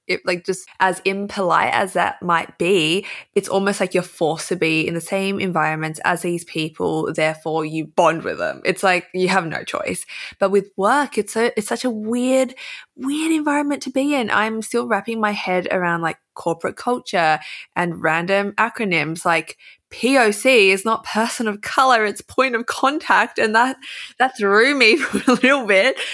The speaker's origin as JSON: {"language": "English", "country": "Australia", "accent": "Aussie", "said": "I can feel myself emphasizing my Aussie accent or being Australian"}